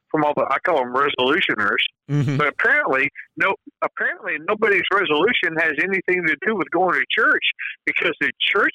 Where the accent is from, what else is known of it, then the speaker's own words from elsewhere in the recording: the South, United States; I grew up in the South around a lot of Baptists.